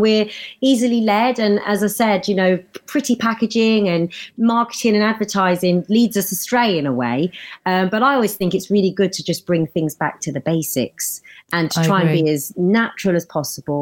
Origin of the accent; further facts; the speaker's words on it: United Kingdom; us Brits